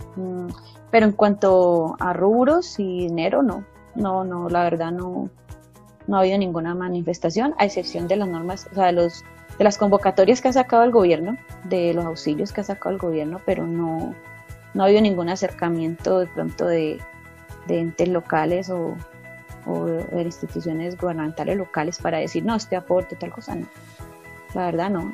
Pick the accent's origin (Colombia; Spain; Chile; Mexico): Colombia; como colombianos